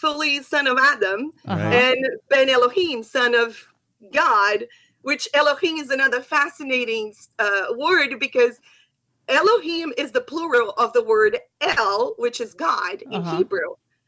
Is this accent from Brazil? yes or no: yes; Brazil; first language Portuguese; English is a second language; moved away as an adult; also born or lived in Israel / South America / South Africa; now in United States; I'm from Brazil